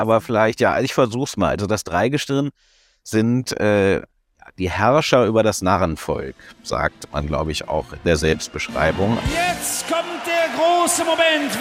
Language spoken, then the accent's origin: German; Cologne, North Rhine-Westphalia, Germany